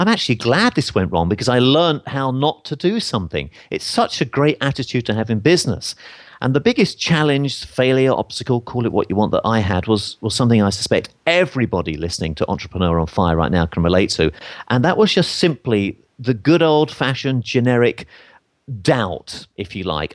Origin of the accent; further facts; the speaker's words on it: England, United Kingdom; accent: English; my English accent